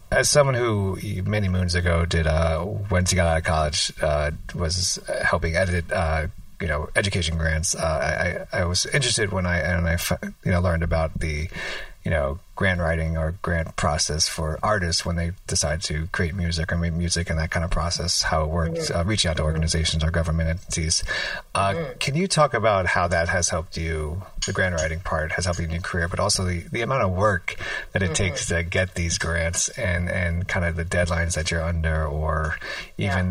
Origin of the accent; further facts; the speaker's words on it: New York City, New York, United States; I grew up in New York City